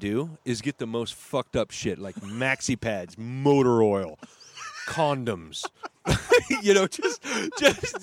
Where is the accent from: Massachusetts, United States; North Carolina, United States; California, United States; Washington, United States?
Washington, United States; Skagit Valley; I'm from Skagit Valley